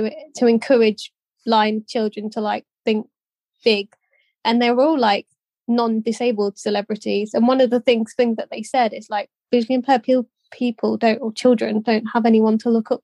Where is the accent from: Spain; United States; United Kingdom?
United Kingdom; Leicestershire, East Midlands; Leicestershire, just to bring in my hometown one